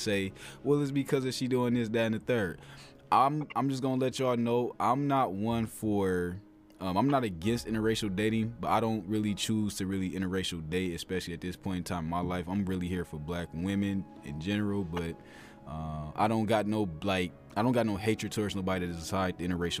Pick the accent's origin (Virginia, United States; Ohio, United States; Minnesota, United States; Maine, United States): Ohio, United States; an Ohio boy